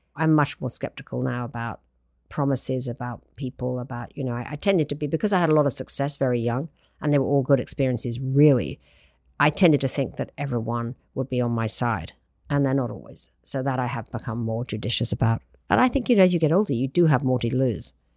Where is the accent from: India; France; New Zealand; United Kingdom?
United Kingdom; moved away; I'm British